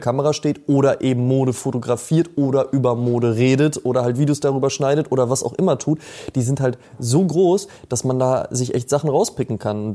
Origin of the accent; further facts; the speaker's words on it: near Münster, North Rhine-Westphalia, Germany; ich komme ja aus der Nähe von Münster